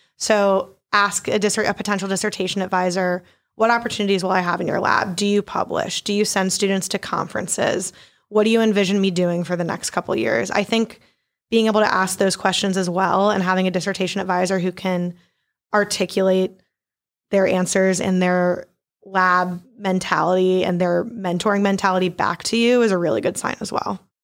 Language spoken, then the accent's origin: English; Baltimore, Maryland, United States; moved away as an adult; also born or lived in Poughkeepsie, New York; now in New Orleans, United States; I'm originally from Baltimore, Maryland